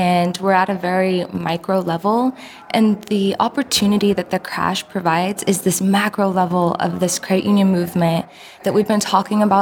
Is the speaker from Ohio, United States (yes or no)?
no; Oregon, United States; I'm from Oregon